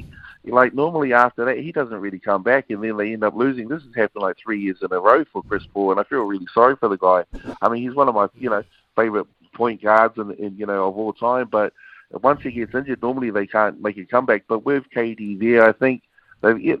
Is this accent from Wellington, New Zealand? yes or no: yes; Wellington, New Zealand; as a young, you know, Samoan growing up in Wellington, and just a Kiwi, you know, kid just growing up, born in Wellington